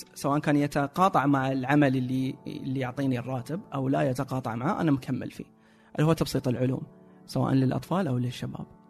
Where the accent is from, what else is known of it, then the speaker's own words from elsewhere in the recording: Saudi Arabia; عندنا في السعوديه